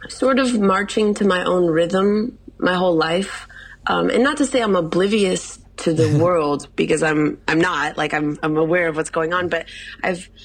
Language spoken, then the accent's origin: English; Illinois, United States